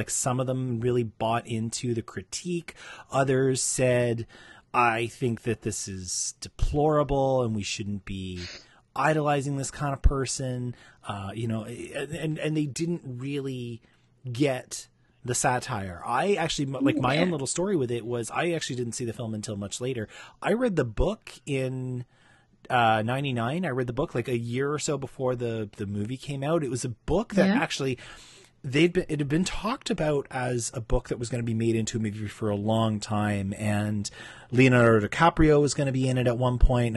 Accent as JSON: {"language": "English", "town": "Toronto", "region": "Ontario", "country": "Canada", "tie": "born or raised there", "said": "my hometown"}